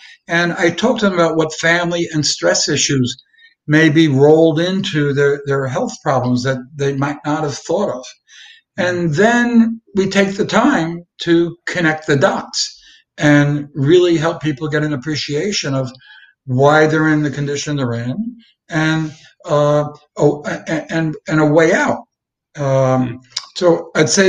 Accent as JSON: {"language": "English", "town": "New York City", "region": "New York", "country": "United States", "tie": "born or raised there", "said": "I grew up in the Brooklyn, Manhattan"}